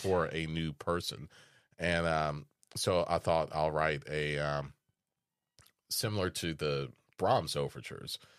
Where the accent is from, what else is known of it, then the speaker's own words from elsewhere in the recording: Des Moines, Iowa, United States; moved away; I was born in Des Moines, Iowa